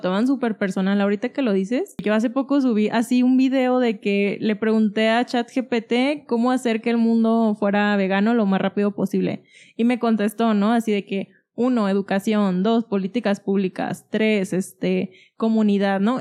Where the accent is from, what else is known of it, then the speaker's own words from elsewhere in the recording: Guadalajara, Jalisco, Mexico; yo que soy de Guadalajara